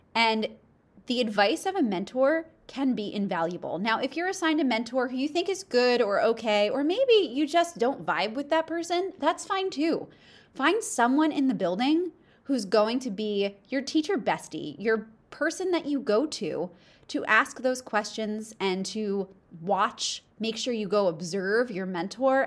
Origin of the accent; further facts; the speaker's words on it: East Coast, United States; I'm from the East Coast